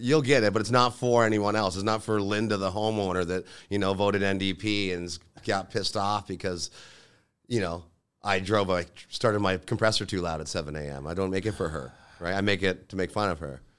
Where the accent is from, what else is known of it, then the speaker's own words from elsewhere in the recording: Lincoln, Ontario, Canada; I grew up in Lincoln, you know, a hometown